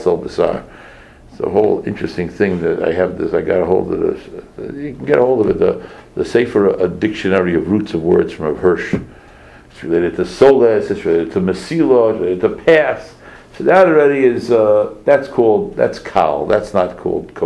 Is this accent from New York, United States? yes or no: yes; New York City, New York, United States; I grew up in Crown Heights